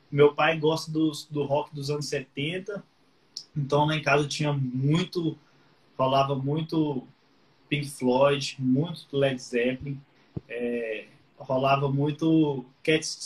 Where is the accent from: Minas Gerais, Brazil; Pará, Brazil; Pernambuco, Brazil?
Minas Gerais, Brazil; Patos de Minas; eu sou de Patos de Minas, que é uma cidade do interior de Minas, né? Terra do milho, tem, famosa lá pelas pamonhas.